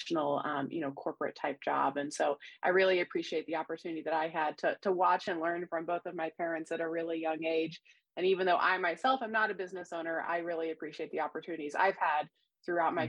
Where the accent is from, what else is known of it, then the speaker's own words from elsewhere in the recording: Neosho, Missouri, United States; also born or lived in Joplin, Missouri / Springfield, Missouri; I'm originally from the Neosho and Joplin, Missouri area. So I'm a Southwest Missouri native through and through and have been here really for my entire life. Grew up in the Neosho area